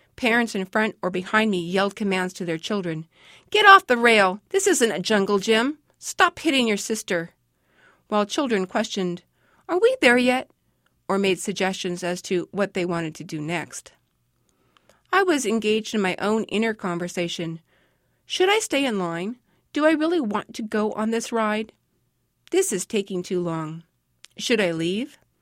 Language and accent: English; Los Angeles, California, United States; As a child growing up in Hollywood